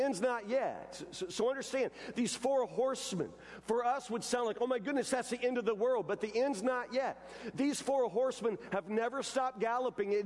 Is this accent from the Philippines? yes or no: no; United States; a kid growing up in the United States in the 1970s and 80s and 90s.